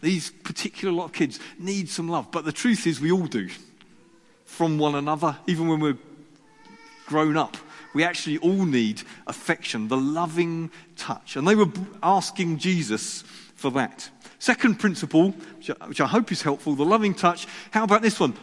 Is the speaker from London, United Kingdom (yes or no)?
no; Sussex, South East England, United Kingdom; I was brought up in Sussex